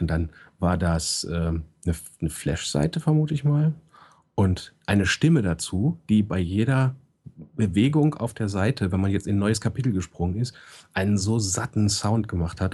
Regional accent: Hanover, Lower Saxony, Germany; ich als Hannoveraner

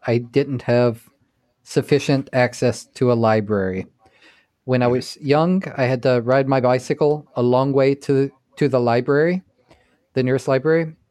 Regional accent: Texas, United States; also born or lived in Seattle; now in New York, United States; I grew up in Texas

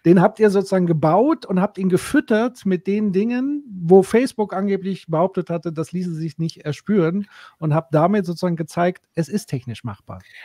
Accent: Würzburg, Bavaria, Germany; hier in Würzburg, übrigens auch meine Heimatstadt.

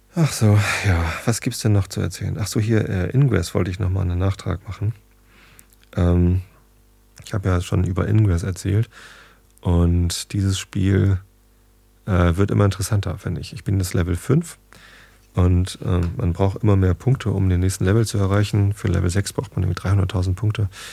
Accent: Northern Germany, Germany; als Norddeutscher.

